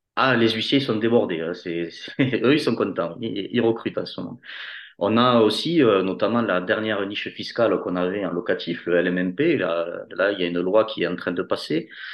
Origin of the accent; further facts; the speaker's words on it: Toulouse, Occitania, France; accent: Toulouse; j'ai un accent marqué de, Toulouse.